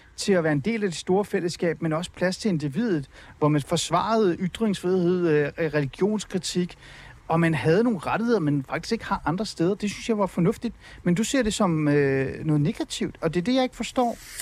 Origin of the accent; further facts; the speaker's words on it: Denmark; also born or lived in Iran; jeg er vokset op i Danmark og anser mig som dansker